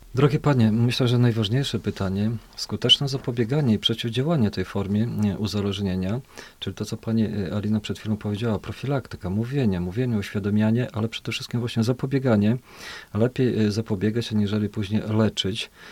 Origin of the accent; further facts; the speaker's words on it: Podlaskie Voivodeship, Poland; tu u nas na Podlasiu